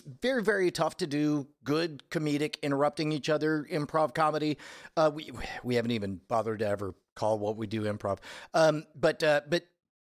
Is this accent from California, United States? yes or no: yes; California, United States; now in Austin, United States; I was born in California